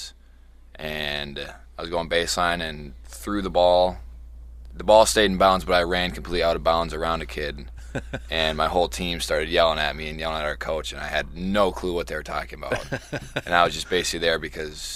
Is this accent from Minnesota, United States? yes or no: yes; Farmington, Minnesota, United States; moved away as an adult; now in Eau Claire, United States; I'm actually from Farmington, Minnesota, which is about a half hour south of Minneapolis.